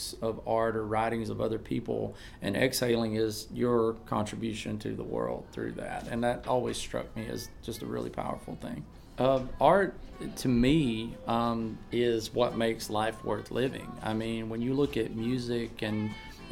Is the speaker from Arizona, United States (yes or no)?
no; Auburn, Alabama, United States; I'm from Auburn, Alabama